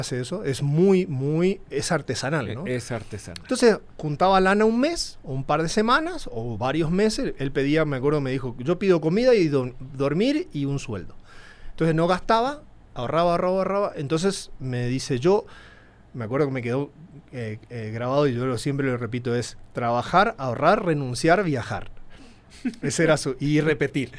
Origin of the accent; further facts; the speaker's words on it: Formosa, Argentina; moved away as an adult; also born or lived in El Colorado, Formosa, Argentina / Buenos Aires, Argentina; now in Mexico City, Mexico; yo viví eh, mi infancia en mi pueblito, el Colorado, un pueblito de 5.000